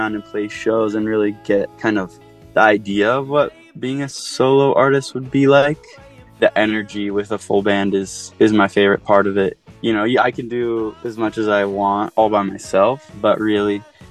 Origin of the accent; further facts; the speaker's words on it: Oahu, Hawaii, United States; moved away as an adult; now in Salt Lake City, United States; I grew up on Oahu.